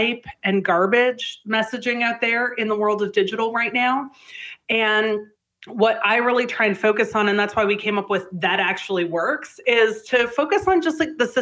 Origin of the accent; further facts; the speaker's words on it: Canada; I'm Canadian